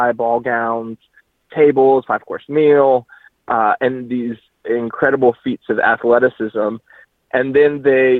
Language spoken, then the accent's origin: English; Tallahassee, Florida, United States; moved away; my hometown in Tallahassee